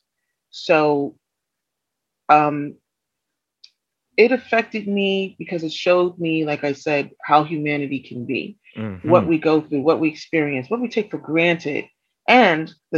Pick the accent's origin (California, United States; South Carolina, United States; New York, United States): New York, United States; New York City; as a New Yorker